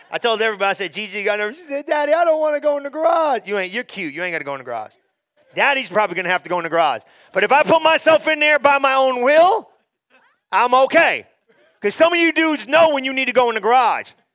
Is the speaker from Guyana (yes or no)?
yes; Guyana; now in United States; I'm from Guyana, came to America